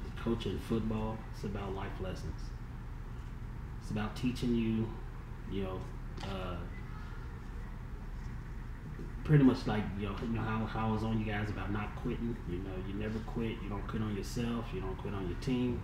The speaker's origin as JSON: {"language": "English", "town": "Chicago", "region": "Illinois", "country": "United States", "tie": "born or raised there", "said": "Growing up in Chicago"}